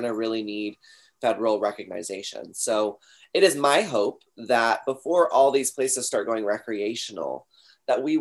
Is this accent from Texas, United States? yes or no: yes; Texas, United States; I'm from Texas